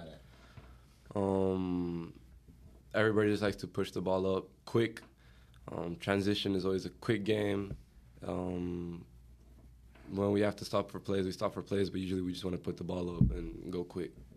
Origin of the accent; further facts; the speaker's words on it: Portugal; now in United States; I'm from Portugal